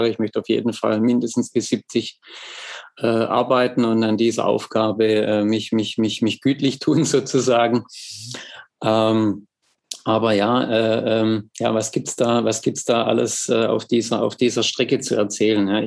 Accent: Schwäbisch Hall, Baden-Württemberg, Germany; accent: Swabian; komme ja aus Schwäbisch Hall, wie man wahrscheinlich unterschwellig meinem äh, Dialekt entnehmen kann, komme ich nicht aus Hamburg.

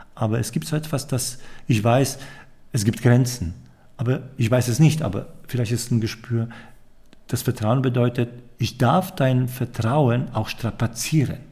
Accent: Poland; moved away; ich komme aus Polen

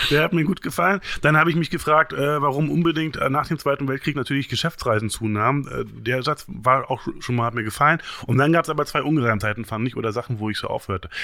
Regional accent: East Germany, Germany; bin ja Ossi, wir hatten ja nichts

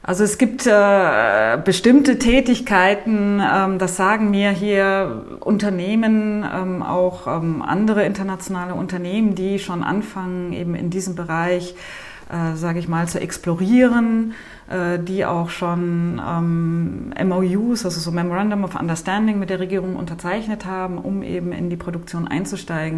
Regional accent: Germany; moved away as an adult; now in Nouakchott, Mauritania; als Deutsche

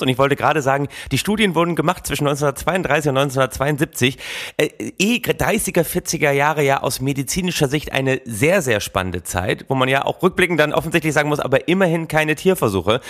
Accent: Oldenburg, Lower Saxony, Germany; gebürtiger Oldenburger nah an Ostfriesland

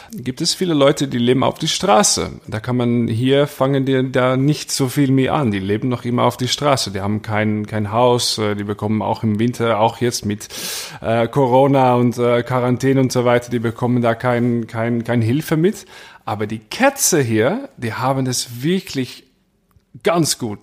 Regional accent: Maastricht, Limburg, Netherlands; German is a second language; bei uns in Maastricht

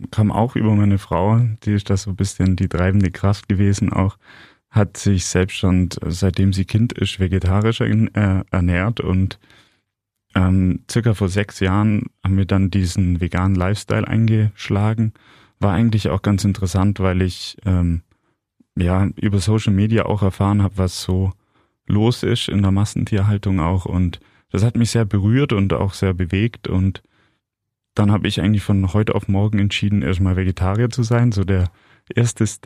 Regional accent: Ulm, Baden-Württemberg, Germany; Ja, hallo, ich freue mich total hier zu sein in meiner Heimatstadt, bei dir zu sein.

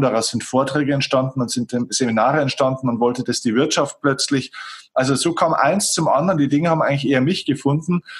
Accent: Germany; bei uns in Deutschland

